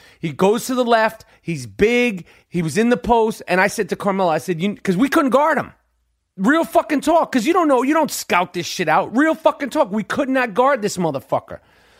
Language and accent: English; Canada; I'm 250 fucking pounds. I'm Canadian, and I probably played hockey.